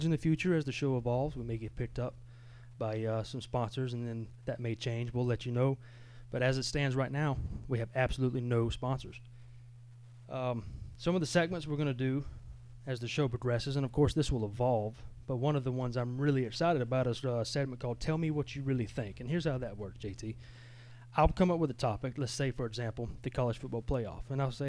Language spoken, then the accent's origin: English; Georgia, United States; I come from Long County High School